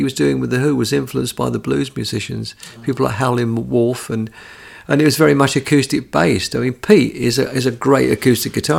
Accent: London, United Kingdom; I was a Londoner. I was from the South.

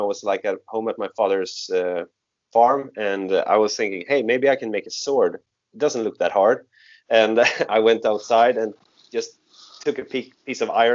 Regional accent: Sweden; I'm from the Kingdom of Sweden

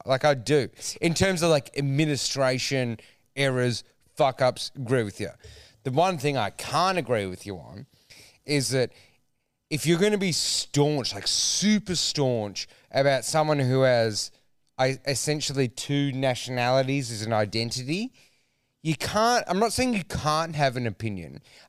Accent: Australia; I'm more Australian than I am Greek.

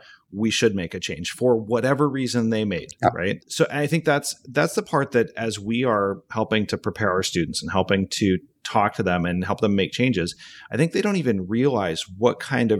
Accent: Alaska, United States; So there I am growing up in Alaska, way out, you know, way out north.

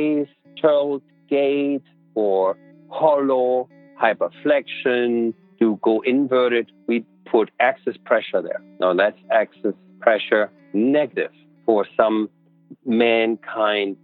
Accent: Buenos Aires, Argentina; I grew up in Buenos Aires

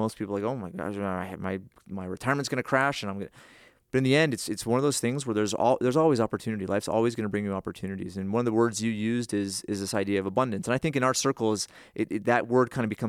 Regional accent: Northeast, United States; Or I grew up in the Northeast, right?

